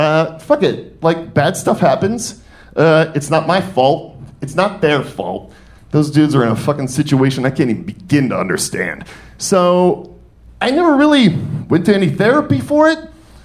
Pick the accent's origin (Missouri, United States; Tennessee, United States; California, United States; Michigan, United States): Michigan, United States; Detroit; I'm from Detroit, and we do not stay down.